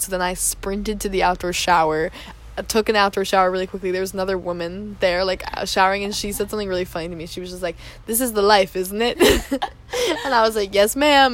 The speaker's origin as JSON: {"language": "English", "country": "United States", "said": "I'm from the United States"}